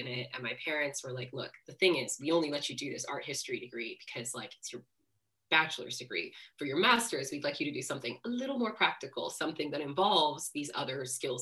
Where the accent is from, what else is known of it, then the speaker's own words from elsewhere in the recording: D.C., District of Columbia, United States; now in London, United Kingdom; I grew up just outside of Washington, D.C.